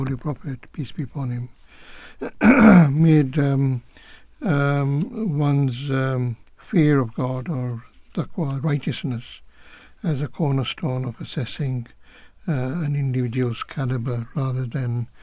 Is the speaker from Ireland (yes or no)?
no; Kenya; I grew up, I was born in Kenya